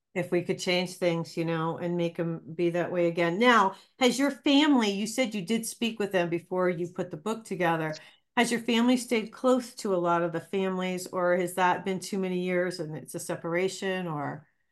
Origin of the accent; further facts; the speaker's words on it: Ohio, United States; now in Albuquerque, United States; growing up on a farm in Ohio